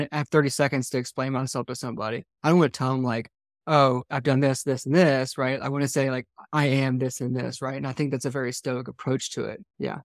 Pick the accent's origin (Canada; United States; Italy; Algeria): United States; Georgia; I grew up in Georgia